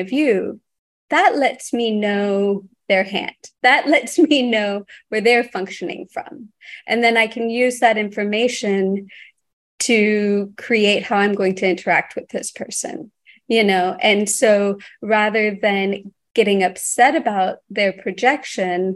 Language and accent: English; Texas, United States; growing up in Texas